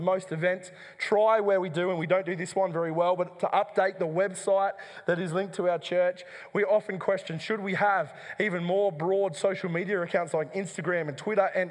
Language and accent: English; Dubbo, New South Wales, Australia; the church that I grew up in Dubbo